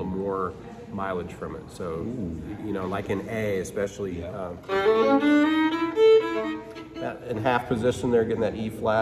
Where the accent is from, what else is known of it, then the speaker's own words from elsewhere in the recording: Missouri, United States; moved away as an adult; now in Nashville, United States; I'm from Missouri and moved to Nashville just a little less than 10 years ago